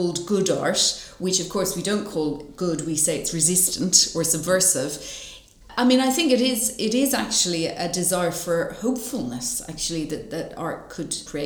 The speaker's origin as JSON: {"language": "English", "town": "Dublin", "region": "Leinster", "country": "Ireland", "tie": "born or raised there", "moved": "as an adult", "lives_now": "United Kingdom", "said": "I'm originally from Dublin, but have lived in the UK for a long time"}